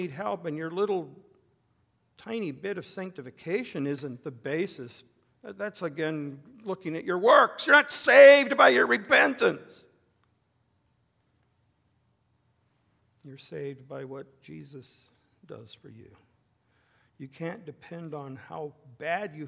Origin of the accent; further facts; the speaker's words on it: the West, United States; moved away; where I grew up in the West